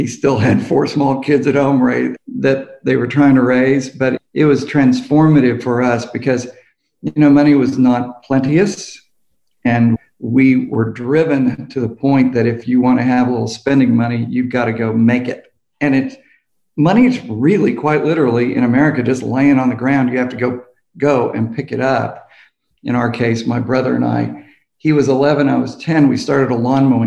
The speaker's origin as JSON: {"language": "English", "town": "Tulsa", "region": "Oklahoma", "country": "United States", "tie": "born or raised there", "said": "I'm here in South Tulsa, Oklahoma. We grew up in East Tulsa, Oklahoma"}